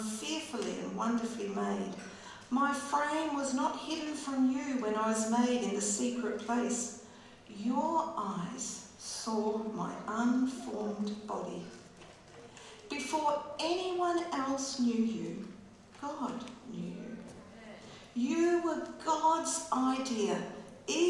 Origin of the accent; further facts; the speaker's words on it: Geraldton, Western Australia, Australia; also born or lived in Wycheproof, Victoria / the wheat belt, Western Australia; when I was 3 years old, I moved from Victoria to a farm near Geraldton